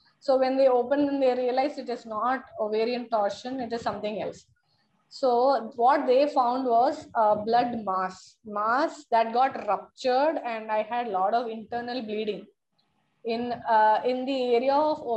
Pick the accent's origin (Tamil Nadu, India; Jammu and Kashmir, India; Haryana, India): Tamil Nadu, India; Chennai; I hail from Chennai